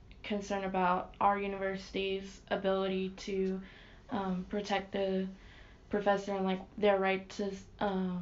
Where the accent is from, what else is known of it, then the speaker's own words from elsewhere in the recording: Louisiana, United States; I personally grew up not in Ruston but in Louisiana.